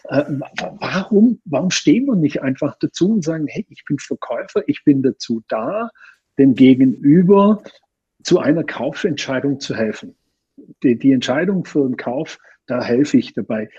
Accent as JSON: {"language": "German", "country": "Austria", "said": "bei uns in Österreich"}